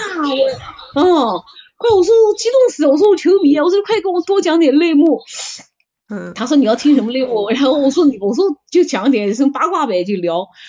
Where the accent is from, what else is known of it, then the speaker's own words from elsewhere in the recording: China; 我们中国人